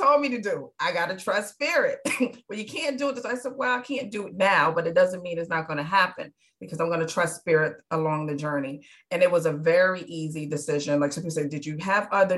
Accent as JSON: {"language": "English", "town": "New York City", "region": "New York", "country": "United States", "tie": "born or raised there", "moved": "yes", "lives_now": "Charleston, United States", "said": "I was born and raised in New York. I was born in the Bronx, but raised in Midtown Manhattan."}